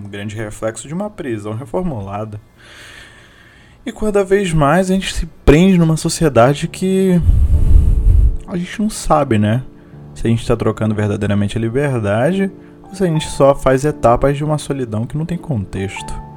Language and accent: Portuguese; Manaus, Amazonas, Brazil; eu como amazônida, eu como manauara raiz